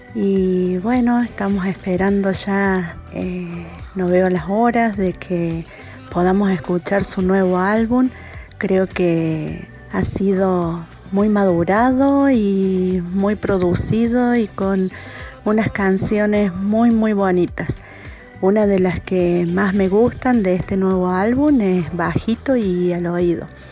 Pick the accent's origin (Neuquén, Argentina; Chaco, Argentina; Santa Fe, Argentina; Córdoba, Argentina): Córdoba, Argentina; Río Tercero; soy de Río Tercero, Córdoba, Argentina